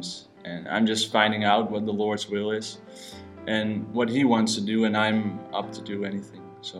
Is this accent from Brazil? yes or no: no; Amsterdam, North Holland, Netherlands; born and raised in Amsterdam.